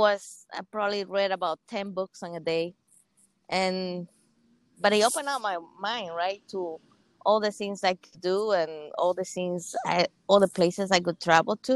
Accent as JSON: {"language": "English", "country": "Cuba", "tie": "born or raised there", "second_language": "English", "moved": "as an adult", "lives_now": "United States", "said": "So I'm from Cuba. I actually grew up in Cuba since I was all the way up to 18"}